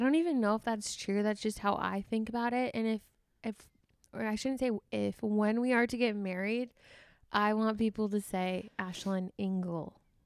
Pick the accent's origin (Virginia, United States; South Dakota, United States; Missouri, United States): South Dakota, United States; Sioux Falls; moved away as an adult; also born or lived in Iowa; now in Minnesota, United States; I was born in Iowa. My parents moved to Sioux Falls, South Dakota